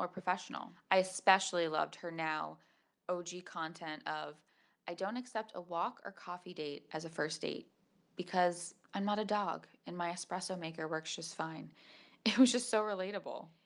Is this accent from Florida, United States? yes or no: yes; Palm Beach, Florida, United States; I'm from Palm Beach, Florida